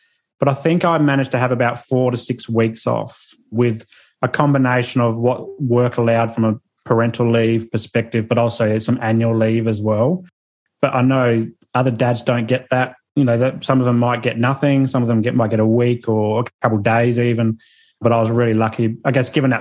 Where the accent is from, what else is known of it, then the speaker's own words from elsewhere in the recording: Adelaide, South Australia, Australia; now in Sunshine Coast, Australia; I'm from Adelaide. So that's where our parents are